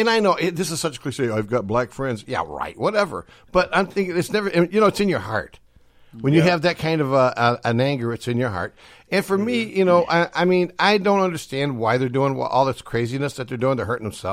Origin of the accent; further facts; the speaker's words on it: Chicago, Illinois, United States; moved away; I'm from Chicago originally. I went to Chicago public schools